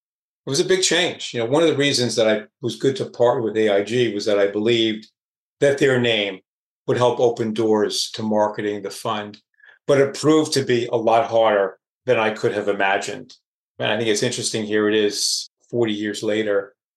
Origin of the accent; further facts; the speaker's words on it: Oceanside, New York, United States; my hometown of Oceanside, New York